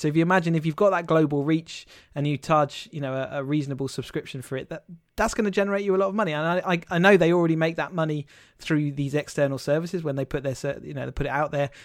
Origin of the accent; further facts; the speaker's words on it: United Kingdom; we as a British people